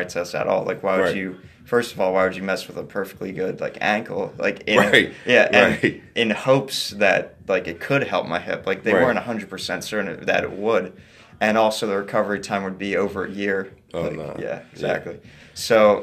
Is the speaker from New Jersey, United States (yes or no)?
yes; Woodbury Heights, New Jersey, United States; also born or lived in South Philadelphia, Pennsylvania; I was born in South Philly, but I grew up in Woodbury Heights